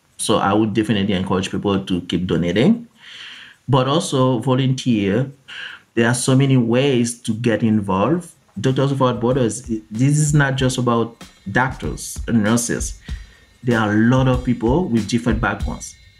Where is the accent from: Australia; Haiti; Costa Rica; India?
Haiti; I was born and raised in Haiti, in the Caribbean.